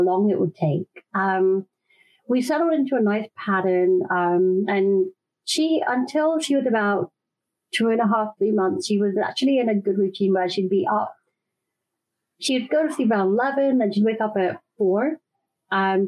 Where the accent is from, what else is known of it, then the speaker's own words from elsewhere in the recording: London, United Kingdom; moved away as an adult; now in Austin, United States; I'm in Austin, Texas now, but born and raised in London.